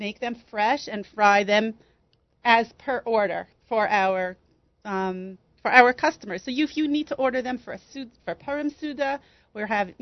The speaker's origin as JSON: {"language": "English", "country": "United States", "said": "Us American chicks are gringos"}